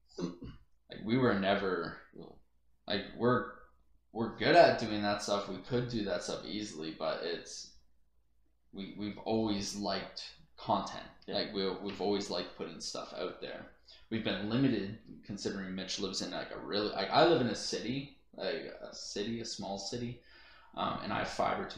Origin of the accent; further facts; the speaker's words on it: Canada; being a Canadian